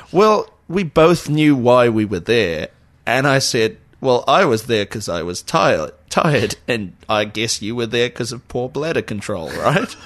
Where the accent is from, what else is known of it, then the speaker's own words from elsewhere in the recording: Auckland, New Zealand; I'm from Auckland.